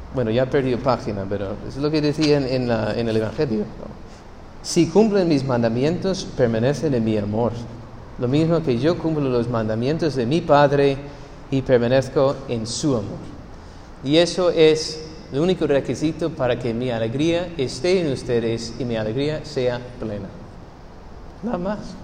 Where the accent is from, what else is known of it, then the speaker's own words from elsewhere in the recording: United States; Spanish is a second language; moved away; soy gringo